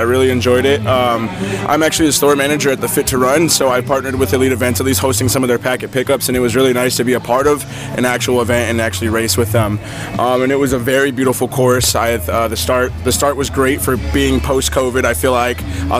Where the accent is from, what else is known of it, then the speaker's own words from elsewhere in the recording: South Bend, Indiana, United States; moved away as an adult; now in Naples, United States; I'm from South Bend, Indiana, but I lived in Naples for the past like year and a half.